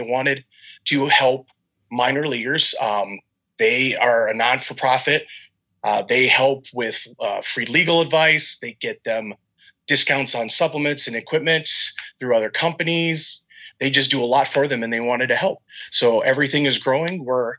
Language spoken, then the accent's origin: English; Minnesota, United States; I'm a Twins fan. I'm from Minnesota. Granted, I'm a military brat, so Minnesota's kind of where I ended. But that's where my family was originally from.